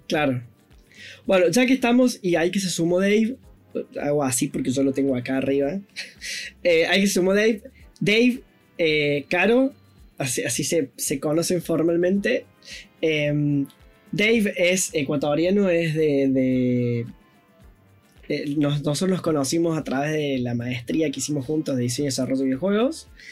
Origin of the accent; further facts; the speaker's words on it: Córdoba, Argentina; Es cordobesa, es, de mi tierra natal